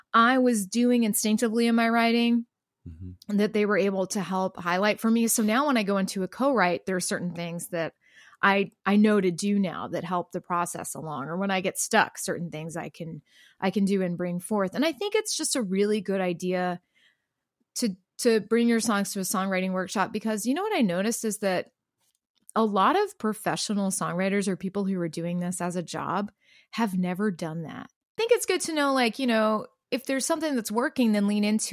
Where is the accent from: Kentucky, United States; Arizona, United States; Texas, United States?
Texas, United States; hometown near Gatesville on I-35; the Gatesville Women's Prison, which is the prison just like 20 minutes outside of my hometown